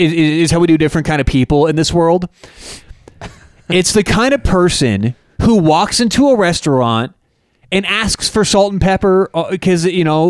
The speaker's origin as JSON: {"language": "English", "region": "Colorado", "country": "United States", "said": "we're from Colorado."}